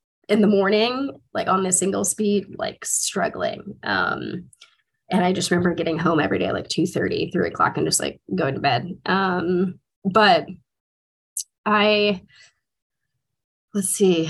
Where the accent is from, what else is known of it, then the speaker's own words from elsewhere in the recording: Dallas, Texas, United States; moved away as an adult; also born or lived in Washington, D.C. / Atlanta; my brother and I are closer in age, and we rode bikes together growing up in Dallas, Texas.